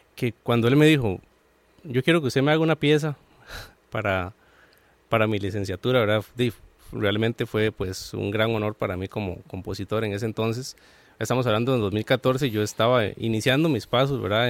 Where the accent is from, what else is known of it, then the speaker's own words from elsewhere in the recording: San Joaquín de Flores, Heredia, Costa Rica; de donde yo soy, que es de San Joaquín de Flores